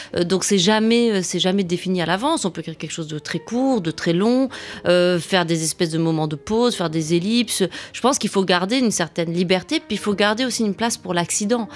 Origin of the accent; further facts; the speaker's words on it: Rabat, Rabat-Salé-Kénitra, Morocco; j'ai grandi à Rabat au Maroc